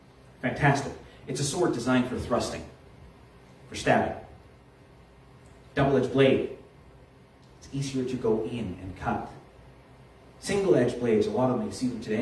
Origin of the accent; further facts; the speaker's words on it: Halifax, Nova Scotia, Canada; when I was a kid in Halifax